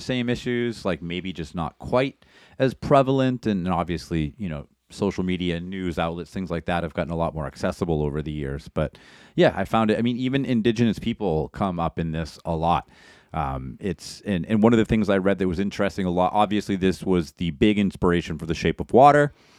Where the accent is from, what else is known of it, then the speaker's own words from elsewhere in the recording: Maine, United States; we grew up in Maine